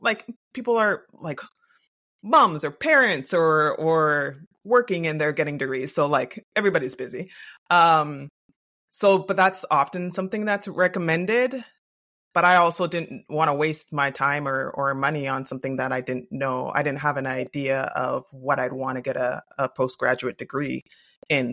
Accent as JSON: {"language": "English", "country": "Canada", "said": "I am Canadian."}